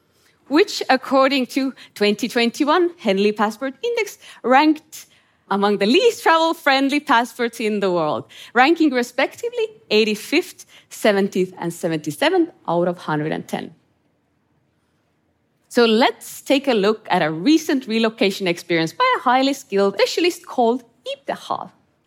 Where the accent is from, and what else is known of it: Estonia; born or raised there; English is a second language